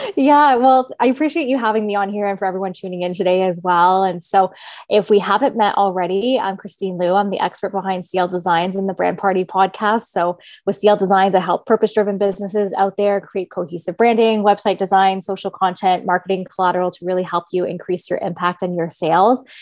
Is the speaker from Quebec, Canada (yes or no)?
no; Kingston, Ontario, Canada; moved away as an adult; now in Toronto, Canada; I'm originally from Kingston, Ontario